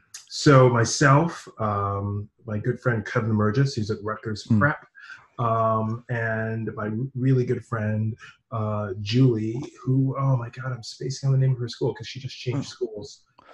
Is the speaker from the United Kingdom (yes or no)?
no; Fiji; I am from Fiji. Yeah, I am from Fiji.